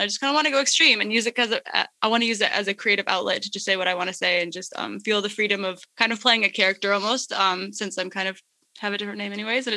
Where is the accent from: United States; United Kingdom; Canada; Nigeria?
United States; Minnesota; also born or lived in Congo; I'm from Minnesota